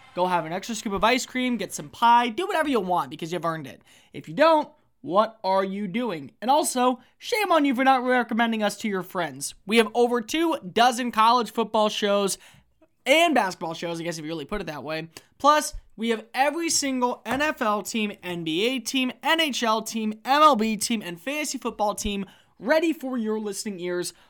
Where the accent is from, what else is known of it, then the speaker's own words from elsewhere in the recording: Texas, United States; I knew A and M just growing up in Texas